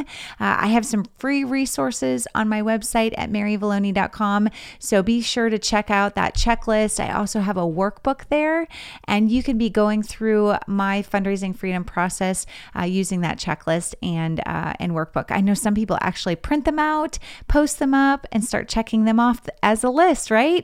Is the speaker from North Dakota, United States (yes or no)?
yes; Grand Forks, North Dakota, United States; moved away as an adult; also born or lived in Missouri; my hometown in Grand Forks, North Dakota